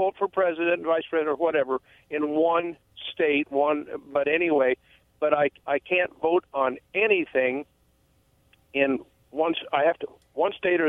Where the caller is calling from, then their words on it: Umatilla, Oregon, United States; Oh, … again from Umatilla.